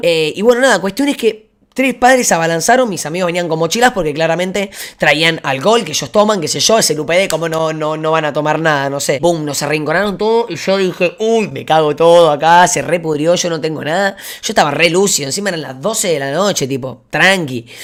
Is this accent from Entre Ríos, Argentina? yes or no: no; Buenos Aires, Argentina; en Buenos Aires, Argentina, de, de donde soy yo